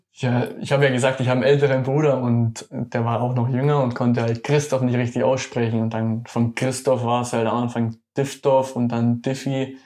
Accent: Munich, Bavaria, Germany; moved away; das ist ja meine Heimat München

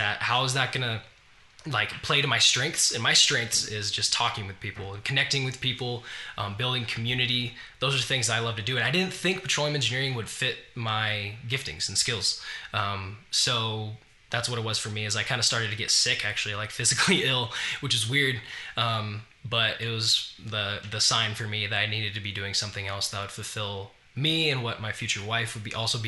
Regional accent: Farmington, New Mexico, United States; moved away; I was raised in Farmington, New Mexico

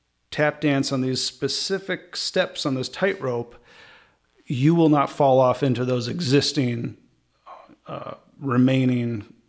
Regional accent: Champaign, Illinois, United States; I'm from Champaign.

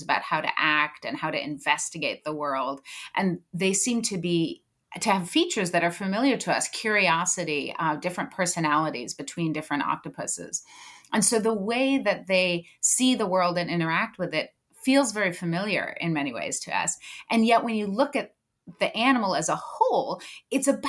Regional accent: Southern California, United States; I grew up in Southern California, going to the beaches and to Catalina Island

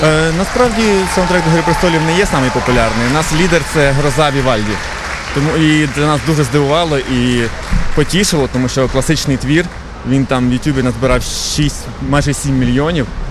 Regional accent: Huliaipole, Zaporizhzhia Oblast, Ukraine; Я сам з Гуляйпольського краю Запорізької області.

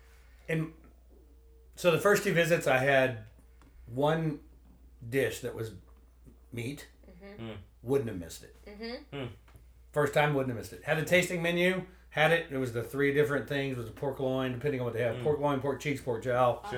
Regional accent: Texas, United States; moved away; since we're both from Texas

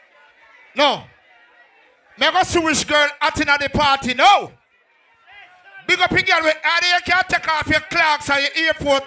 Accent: Clarendon Parish, Jamaica; I'm from Clarendon

